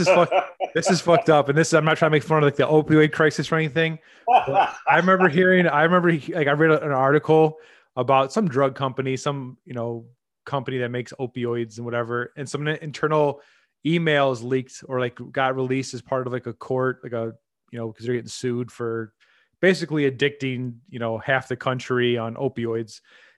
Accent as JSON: {"language": "English", "region": "Midwest", "country": "United States", "said": "And I'm sure the Coast podcasts make fun of us Midwesterners"}